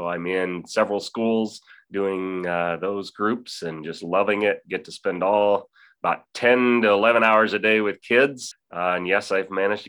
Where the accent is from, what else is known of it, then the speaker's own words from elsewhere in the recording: Lakewood, New York, United States; moved away; I grew up in Lakewood, so I grew up in this area and had been away for quite a while, but moved back to the area